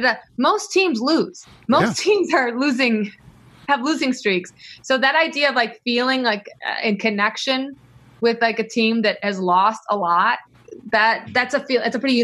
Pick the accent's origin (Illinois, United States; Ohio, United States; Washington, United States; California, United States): Illinois, United States; I'm from Illinois.